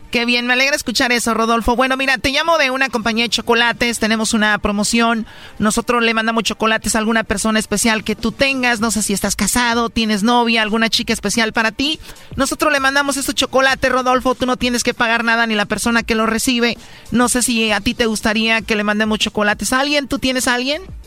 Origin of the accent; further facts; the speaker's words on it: Jalisco, Mexico; somos de Jalisco